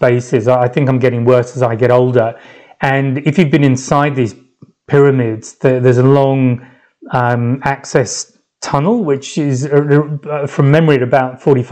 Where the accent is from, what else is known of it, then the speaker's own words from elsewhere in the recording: London, United Kingdom; moved away as an adult; now in France; I said I was from London